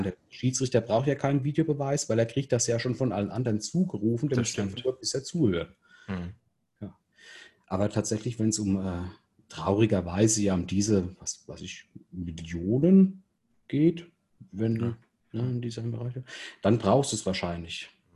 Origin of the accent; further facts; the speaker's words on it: Rhineland-Palatinate, Germany; als Pfälzer